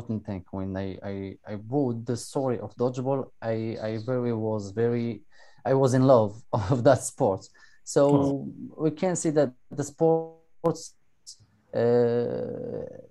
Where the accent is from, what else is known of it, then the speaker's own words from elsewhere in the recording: Morocco; I'm from Morocco.